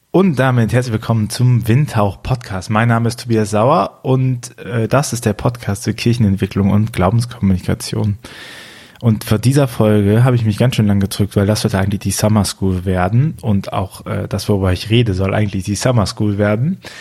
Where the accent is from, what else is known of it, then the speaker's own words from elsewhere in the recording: Archdiocese of Cologne, North Rhine-Westphalia, Germany; Ich komme auch aus dem Erzbistum Köln